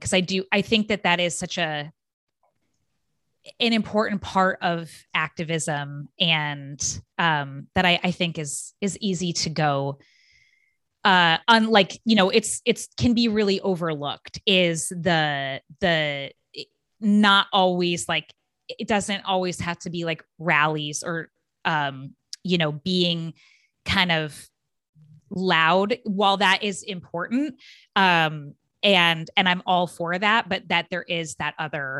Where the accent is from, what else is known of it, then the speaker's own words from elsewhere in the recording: Phoenix, Arizona, United States; moved away; part of where I grew up was in Phoenix